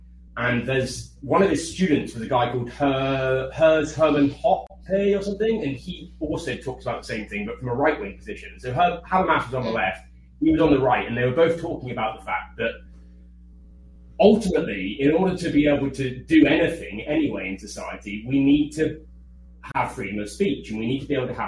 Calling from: Taiwan

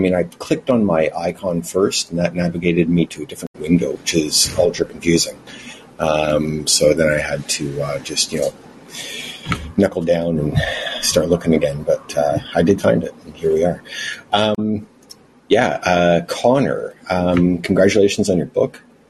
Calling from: Vancouver, British Columbia, Canada; Vancouver, Canada.

